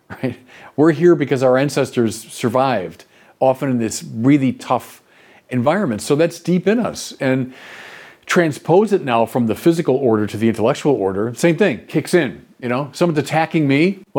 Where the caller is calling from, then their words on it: Deerfield Beach, Florida, United States; I'm from Deerfield Beach, Florida.